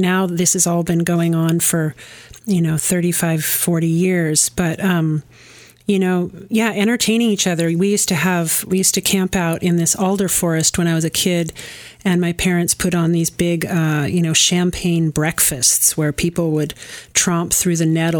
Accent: Kannapolis, North Carolina, United States; And I grew up near Kannapolis, and he came through town.

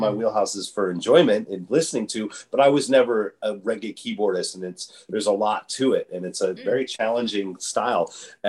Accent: Chicago, Illinois, United States; moved away as an adult; also born or lived in Los Angeles / Arcata; now in Humboldt County, United States; I grew up in Chicago and by the time I was 25 or so, or mid-90s, I moved to Los Angeles, lived there for a year, moved to Arcata in 1997, September of 1997, and I didn't know anyone.

